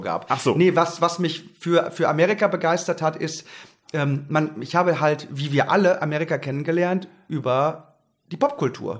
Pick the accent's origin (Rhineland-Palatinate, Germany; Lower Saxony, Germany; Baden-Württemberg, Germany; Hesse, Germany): Lower Saxony, Germany; Haren; Ich bin groß geworden im Emsland in Haaren an der Ems, um genau zu sein, in einem kleinen Vorort von Haaren, Erika.